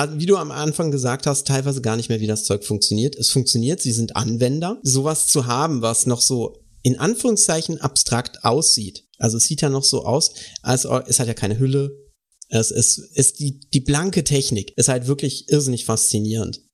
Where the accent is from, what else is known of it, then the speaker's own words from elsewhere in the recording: Baden-Württemberg, Germany; bei uns im Süden ist das nicht so verbreitet. Tatsächlich, also äh, bin Bundesland Baden-Württemberg